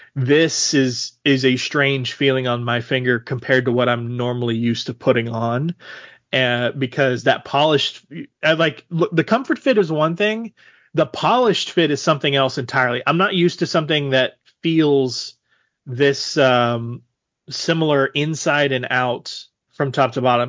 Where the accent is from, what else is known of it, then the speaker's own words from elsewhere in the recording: Texas, United States; obviously I grew up in Texas